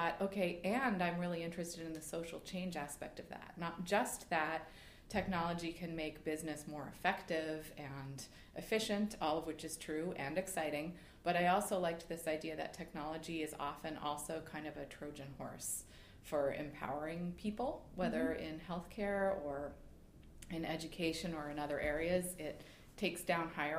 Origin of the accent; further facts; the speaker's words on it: Boston, Massachusetts, United States; we're recording this in Boston and I'm from Boston.